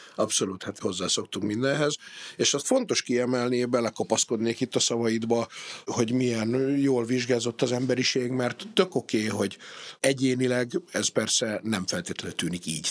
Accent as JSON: {"language": "Hungarian", "country": "Hungary"}